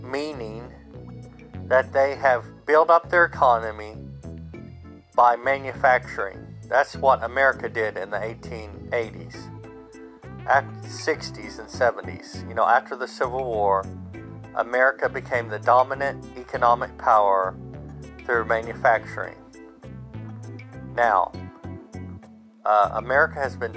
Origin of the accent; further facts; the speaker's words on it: United States; I'm an American